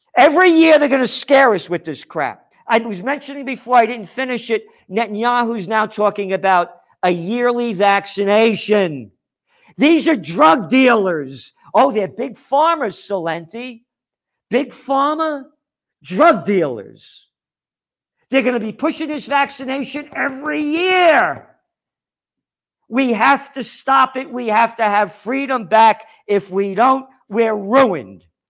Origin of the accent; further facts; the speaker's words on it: New York City, New York, United States; from the Bronx, born in the Bronx